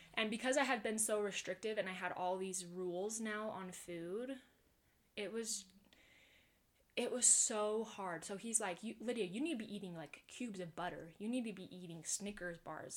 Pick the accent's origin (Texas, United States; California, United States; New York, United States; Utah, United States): Utah, United States; Pleasant Grove; I'm from Pleasant Grove, and I've woo, lived woo. here my whole life.